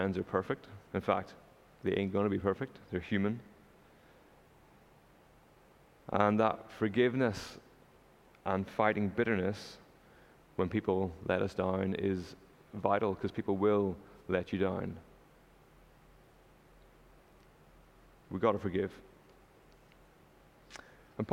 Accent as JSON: {"language": "English", "region": "Northern Ireland", "country": "United Kingdom", "moved": "yes", "lives_now": "Canada", "said": "I'm not from Canada, you might have figured that out already. I'm from Northern Ireland"}